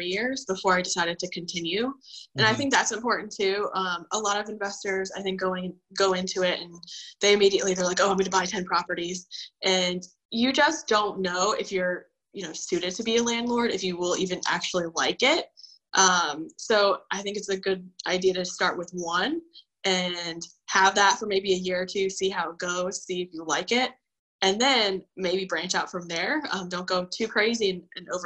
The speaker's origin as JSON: {"language": "English", "town": "Cary", "region": "North Carolina", "country": "United States", "tie": "born or raised there", "said": "I'm originally from Cary, so I grew up in Cary."}